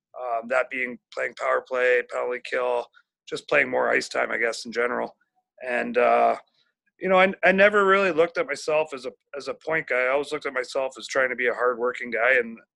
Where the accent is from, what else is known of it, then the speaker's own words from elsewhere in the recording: Brampton, Ontario, Canada; I was born in Brampton, so parents are still there, family and friends.